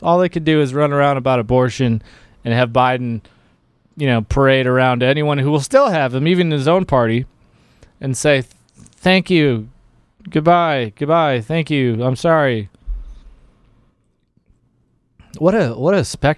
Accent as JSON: {"language": "English", "region": "Michigan", "country": "United States", "said": "Michigan. I'm from Michigan"}